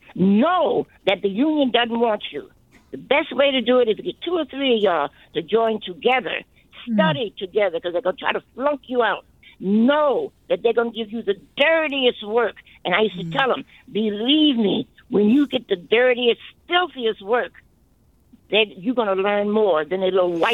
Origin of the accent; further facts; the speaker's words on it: New Orleans, Louisiana, United States; moved away as an adult; I came from New Orleans. At Katrina, during the Katrina, I came here.